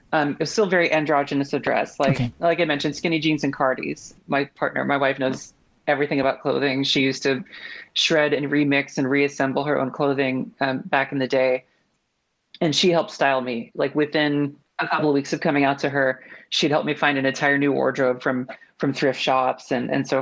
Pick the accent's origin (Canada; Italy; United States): United States; Texas; now in Portland, United States; I grew up in Texas